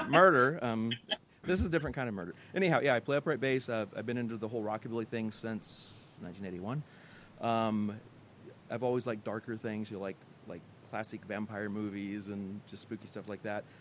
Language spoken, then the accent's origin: English; Pomona, California, United States; growing up in Pomona